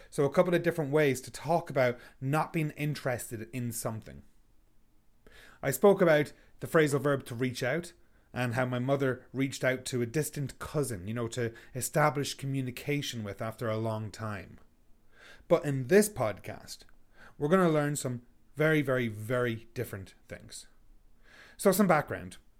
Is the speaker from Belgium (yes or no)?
no; Ireland; moved away as an adult; now in Canada; We're Irish